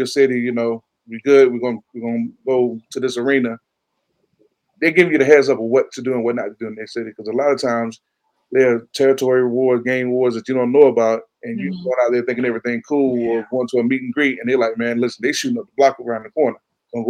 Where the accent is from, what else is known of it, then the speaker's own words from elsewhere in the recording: Chesapeake, Virginia, United States; I'm from Chesapeake